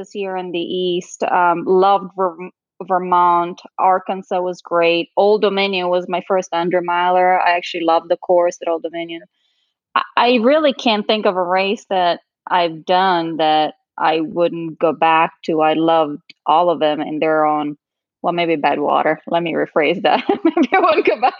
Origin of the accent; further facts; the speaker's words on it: Trentino-Alto Adige, Italy; moved away as an adult; now in United States; North Italy. So it's called Alto Adige. It's the region really close to but on the Alps, really close to the border with Austria. That's where my family is from. That's where I was born and raised. And I came here when I was about 19